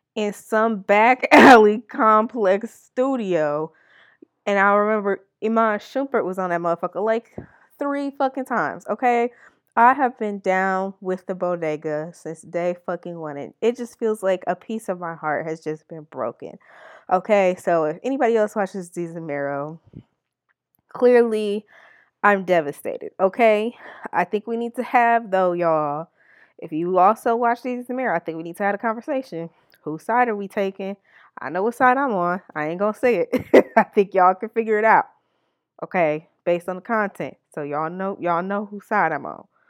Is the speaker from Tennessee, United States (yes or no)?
no; Milwaukee, Wisconsin, United States; I'm from Milwaukee. It's not very expensive here